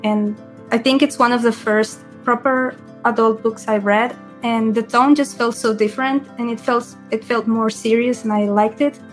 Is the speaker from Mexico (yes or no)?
yes; Mexico; I am from Mexico